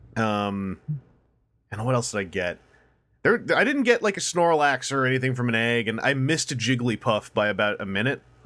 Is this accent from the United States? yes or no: no; Canada; As a Canadian